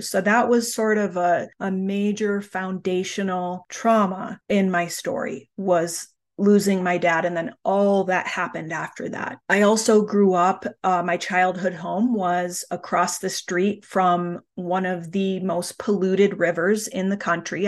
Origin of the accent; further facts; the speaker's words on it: United States; a very typical nineteen eighties American childhood